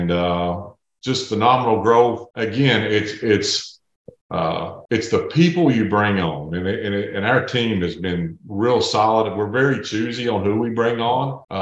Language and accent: English; East Tennessee, United States; born or raised there